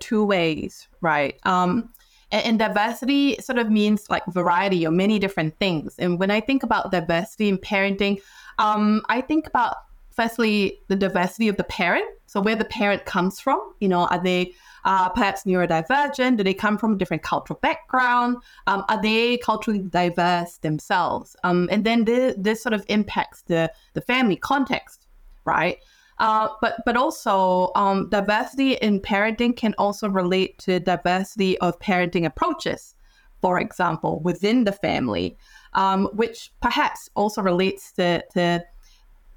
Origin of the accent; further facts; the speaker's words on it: Singapore; moved away; I'm not from here. So I'm from Singapore